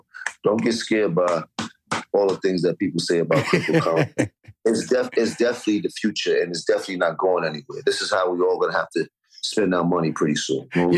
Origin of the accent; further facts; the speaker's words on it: New York City, New York, United States; And I'm from Harlem. All you learned about was hustling when you were Harlem.